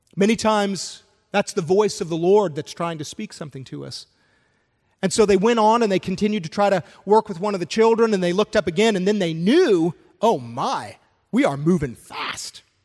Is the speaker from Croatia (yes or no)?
no; Canada; moved away; I'm originally from Canada